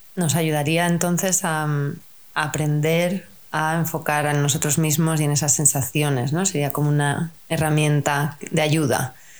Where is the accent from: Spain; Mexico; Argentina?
Spain; en nuestra cultura, si somos españoles